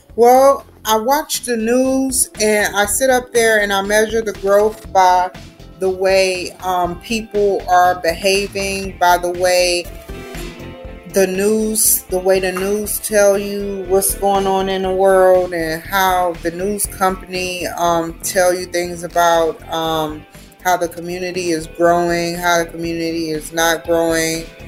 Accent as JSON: {"language": "English", "town": "Santa Maria", "region": "California", "country": "United States", "said": "I come from Santa Maria, California."}